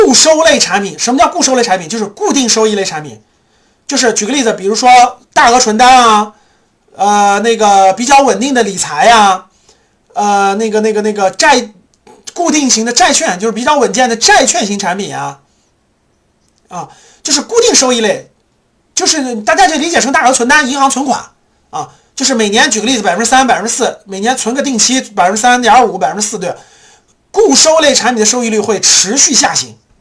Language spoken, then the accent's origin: Chinese; China; 我们中国人